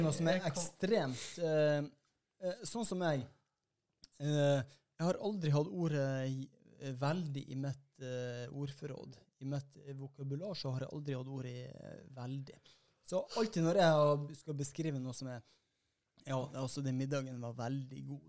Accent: Northern Norway, Norway; som nordlending

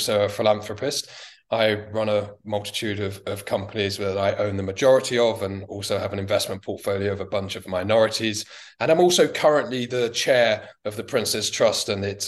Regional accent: London, United Kingdom; as a young child, I grew up in Bethnal Green in East London.

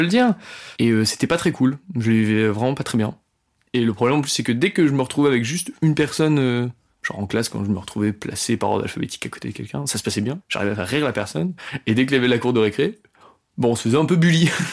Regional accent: Rouen, Normandy, France; je suis pas de Paris, je suis de Rouen

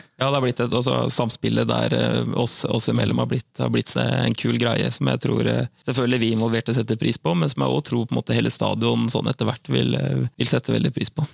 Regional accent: Søndre Sande, Vestfold, Norway; moved away as an adult; also born or lived in Hvaler; now in Fredrikstad, Norway; Jeg vokste opp eh, ute på jeg vokste opp ute på Søndre Sande

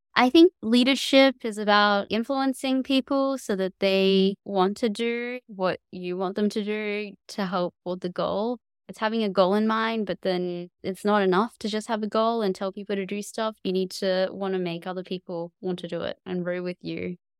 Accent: Cairns, Queensland, Australia; I grew up in Cairns in far north Queensland

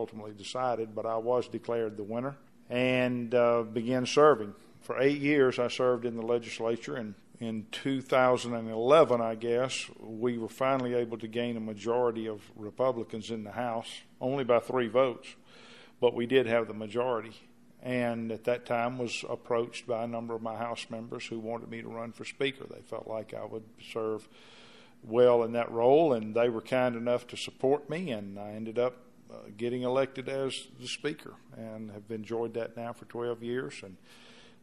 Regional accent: Clinton, Mississippi, United States; my hometown of Clinton

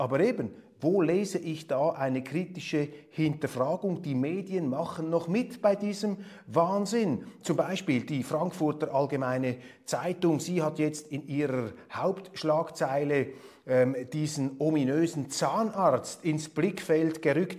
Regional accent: Switzerland; Als Schweizer

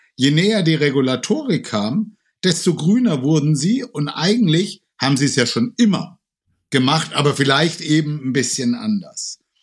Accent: Franconia, Bavaria, Germany; now in Cologne, Germany; ich komme ursprünglich aus Franken. Ich lebe jetzt seit knapp 40 Jahren in Köln

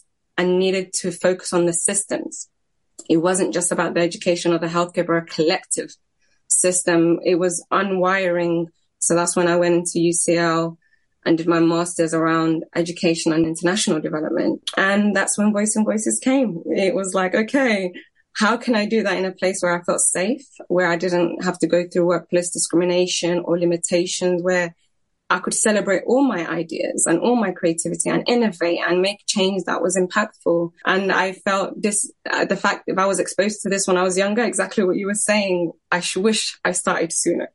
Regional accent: London, United Kingdom; I was raised in Tower Hamlets, one of seven siblings.

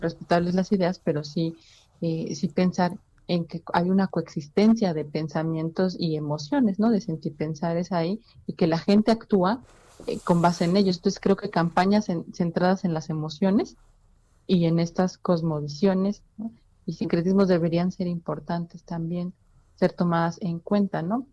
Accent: Mexico; nosotros como mexicanos

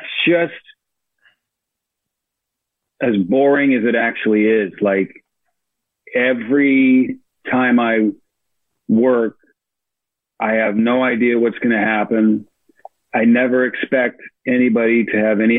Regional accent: Chicago, Illinois, United States; moved away; also born or lived in New York; from Chicago

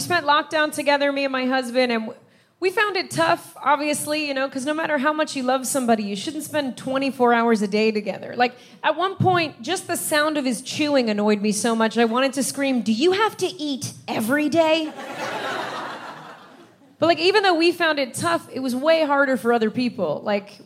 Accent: United States; now in London, United Kingdom; I'm American and my husband is Irish, but we live in London.

